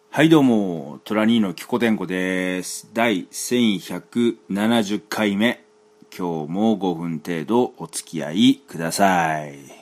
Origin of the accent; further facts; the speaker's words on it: Kansai, Japan; now in Tokyo, Japan; 僕、まあね、関西出身、東京済み